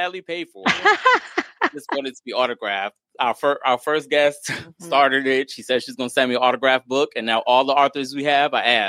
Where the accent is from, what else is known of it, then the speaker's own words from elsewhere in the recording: New York City, New York, United States; moved away as an adult; I grew up in New York City.